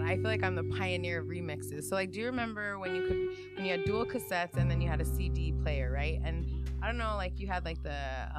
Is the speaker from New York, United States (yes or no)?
no; New Mexico, United States; We're from New Mexico.